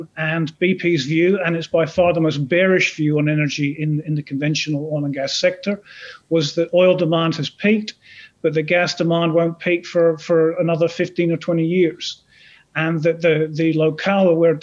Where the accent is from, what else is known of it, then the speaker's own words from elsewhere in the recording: Aberdeen, Scotland, United Kingdom; accent: vague Scottish burr; now in Australia; I'm from Aberdeen in Scotland originally, but I've lived in Australia for around 25 years